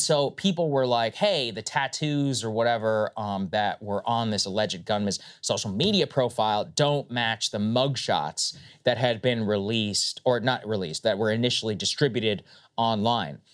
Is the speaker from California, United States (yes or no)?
no; Texas, United States; I am from Texas